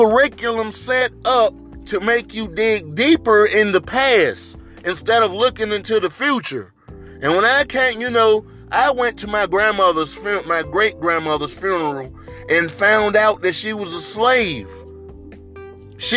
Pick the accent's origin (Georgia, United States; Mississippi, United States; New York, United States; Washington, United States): Mississippi, United States; our biggest city in Mississippi